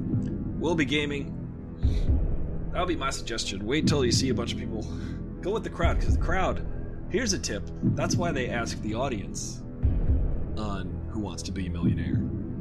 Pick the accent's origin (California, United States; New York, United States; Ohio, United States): California, United States; Oakland; I was from Oakland.